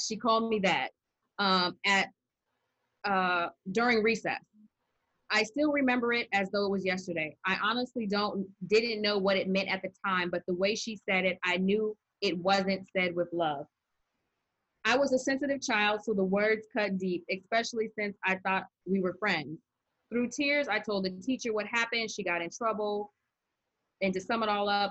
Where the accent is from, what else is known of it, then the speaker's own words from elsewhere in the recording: Arizona, United States; moved away; also born or lived in Maryland; When I was growing up in Arizona, it wasn't unusual for me to be the minority in the class